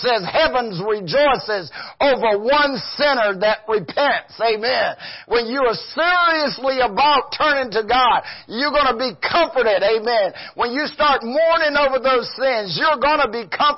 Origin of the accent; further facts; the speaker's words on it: the South, United States; I'm from the South